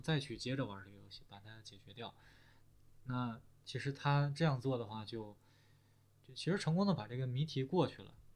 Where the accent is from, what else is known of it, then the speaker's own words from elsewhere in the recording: China; also born or lived in Shanghai; 就是我们中国人不说这些是吧？我们中国人说什么呀？说得很实在是吧？